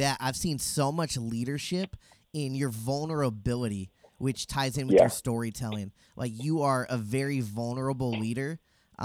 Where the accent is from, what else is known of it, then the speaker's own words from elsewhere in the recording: Riverside, California, United States; moved away as an adult; now in Phoenix, United States; born and raised in Riverside